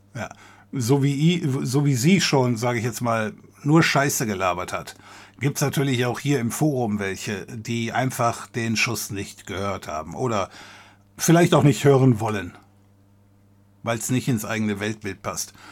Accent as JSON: {"language": "German", "area": "area around Cologne", "region": "North Rhine-Westphalia", "country": "Germany", "said": "ich komme hier aus der Gegend um Köln"}